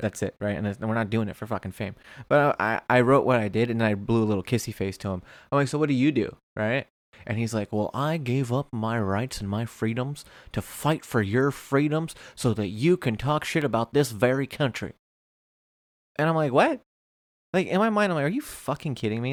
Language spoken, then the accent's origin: English; Springfield, Virginia, United States; now in Orange County, United States; I grew up broke in Springfield, Virginia